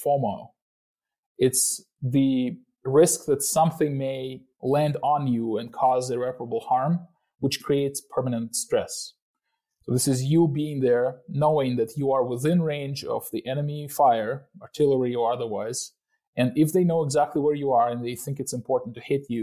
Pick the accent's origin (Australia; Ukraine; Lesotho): Ukraine; moved away; I myself came back to my hometown